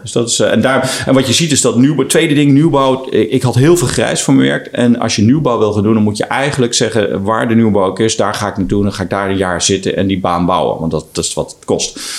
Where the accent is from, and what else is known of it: Netherlands